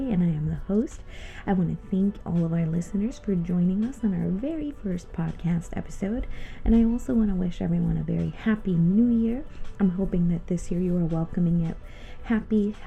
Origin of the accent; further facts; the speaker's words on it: Connecticut, United States; also born or lived in Ponce, Puerto Rico; we moved to New England, Connecticut to be exact, back when I was eight, turning almost 9 years old